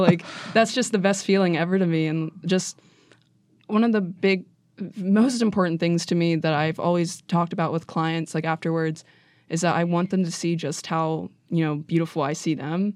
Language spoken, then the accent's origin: English; Wheeling, West Virginia, United States; I am from Wheeling, West Virginia